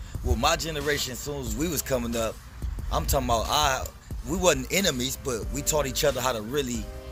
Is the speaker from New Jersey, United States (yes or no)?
no; Los Angeles, California, United States; I was born here. All my sisters, my brothers.